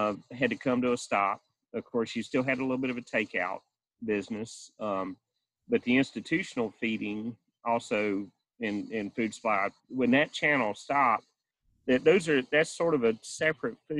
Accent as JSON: {"language": "English", "town": "Carthage", "region": "North Carolina", "country": "United States", "tie": "born or raised there", "said": "I live in Moore County near Carthage, North Carolina, and I actually live on a family farm here that I grew up on"}